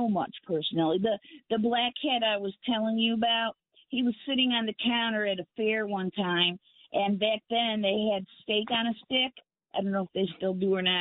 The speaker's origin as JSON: {"language": "English", "area": "a suburb of Cleveland", "region": "Ohio", "country": "United States", "also_born_or_lived": "north central Florida", "moved": "as an adult", "lives_now": "Florida, United States", "said": "I'm from Ohio, a suburb of Cleveland."}